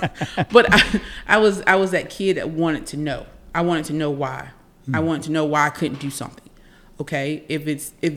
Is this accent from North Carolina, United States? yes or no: yes; Laurinburg, North Carolina, United States; I'm from Scotland County. I'm from Laurinburg, and I love my people